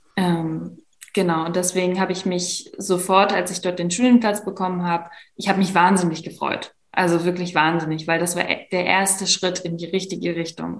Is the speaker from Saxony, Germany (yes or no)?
yes; Leipzig, Saxony, Germany; also born or lived in Szczecin; Leipzig, wo ich wohne, wo ich aufgewachsen bin